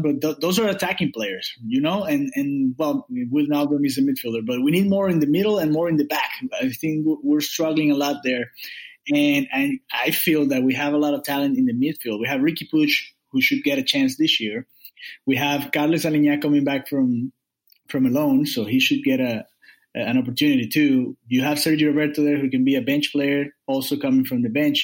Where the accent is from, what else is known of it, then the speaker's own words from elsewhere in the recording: Miami, Florida, United States; I'm from Miami in South Florida.